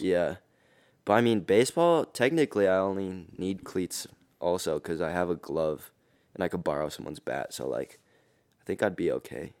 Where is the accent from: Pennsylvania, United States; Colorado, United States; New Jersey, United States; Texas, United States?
Colorado, United States; Denver; I'm from Denver, Colorado. I go to East High School